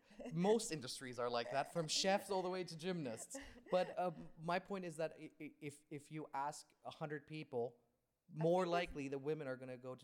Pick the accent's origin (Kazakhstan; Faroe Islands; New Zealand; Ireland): Kazakhstan; moved away